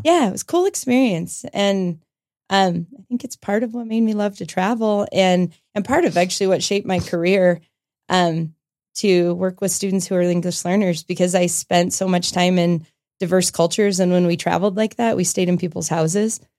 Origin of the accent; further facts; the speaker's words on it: Longmont, Colorado, United States; also born or lived in Loveland, Colorado; grew up in Longmont, Colorado